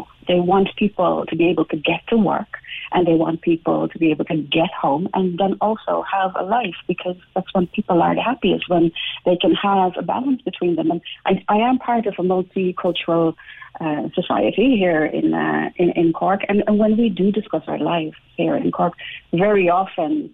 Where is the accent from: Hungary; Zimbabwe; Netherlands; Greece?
Netherlands; now in Ireland; I am from the Netherlands